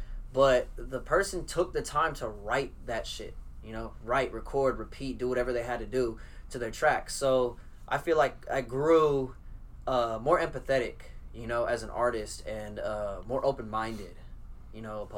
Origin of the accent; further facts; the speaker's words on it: Oakland, California, United States; moved away; also born or lived in Fresno, California; From California, I was raised in Oakland